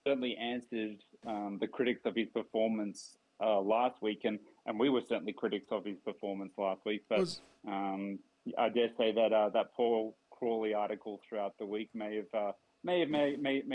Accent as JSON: {"language": "English", "country": "Australia", "said": "as an Australian myself"}